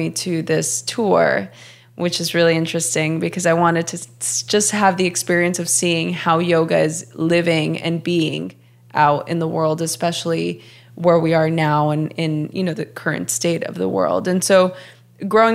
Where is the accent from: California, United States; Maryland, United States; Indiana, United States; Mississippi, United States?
California, United States; Los Angeles; moved away as an adult; also born or lived in Portland; I grew up in Los Angeles my whole life